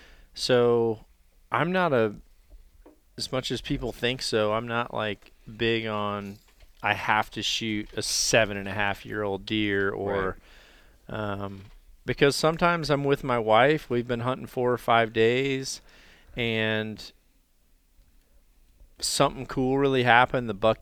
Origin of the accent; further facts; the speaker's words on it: Iowa, United States; all of my years of like hunting my home state of Iowa, which is pretty cool.